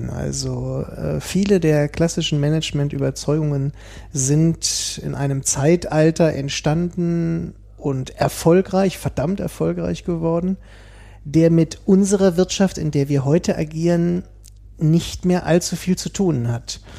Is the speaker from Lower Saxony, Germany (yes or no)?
yes; Hanover, Lower Saxony, Germany; Also ähm, studiert und aufgewachsen in Hannover.